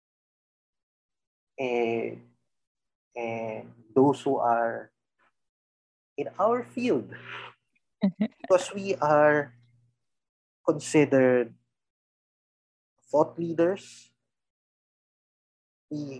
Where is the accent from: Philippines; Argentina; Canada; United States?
Philippines; we are Filipinos first